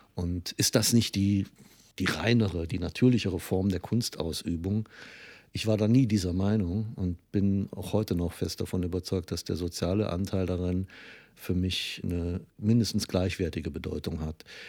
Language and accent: German; Trier, Rhineland-Palatinate, Germany; moved away; also born or lived in Cologne; meine Heimatstadt Trier